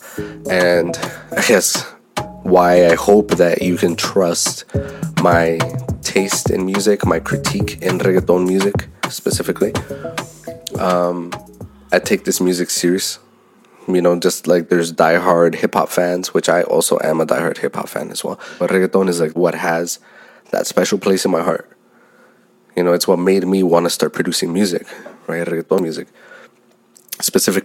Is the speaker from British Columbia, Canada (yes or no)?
no; Toronto, Ontario, Canada; also born or lived in El Salvador; I grew up in the West End of Toronto